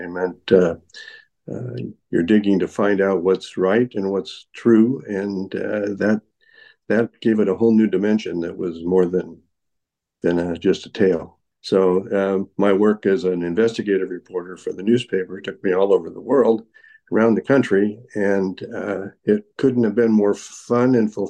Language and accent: English; Alaska, United States; born there; And, I was born in Alaska, and my grandparents were homesteaders in the territory of Alaska. And we moved a lot